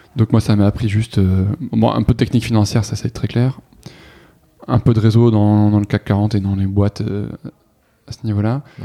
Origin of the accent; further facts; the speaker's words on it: Toulouse, Occitania, France; moved away as an adult; j'ai grandi dans le sud-ouest, à Toulouse